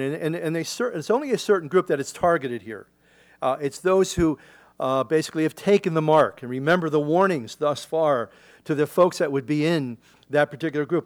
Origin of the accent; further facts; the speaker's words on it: Philadelphia, Pennsylvania, United States; In Philadelphia, I grew up in the Delaware River